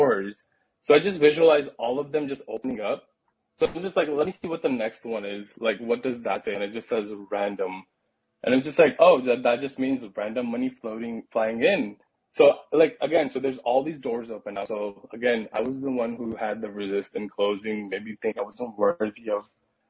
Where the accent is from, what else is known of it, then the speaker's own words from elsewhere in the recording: Pakistan; now in United States; I come from Pakistan, so like a conservative Muslim background